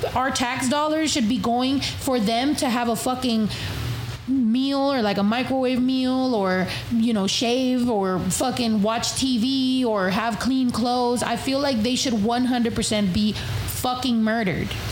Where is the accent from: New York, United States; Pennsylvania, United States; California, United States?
California, United States; first language Spanish; English is a second language; I'm from California